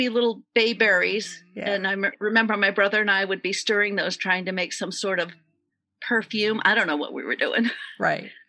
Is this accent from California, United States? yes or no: yes; San Francisco, California, United States; I grew up in San Francisco. We did have a little backyard, but uh, it was, uh, yeah, pretty much city living, city school.